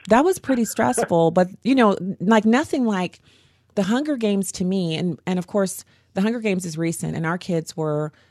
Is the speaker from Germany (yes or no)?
yes; Germany; I knew growing up in Germany that we were in a Cold War